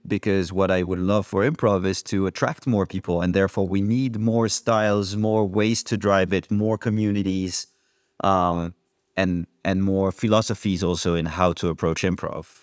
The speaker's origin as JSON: {"language": "English", "country": "France", "moved": "yes", "lives_now": "Amsterdam, Netherlands", "said": "I come from France"}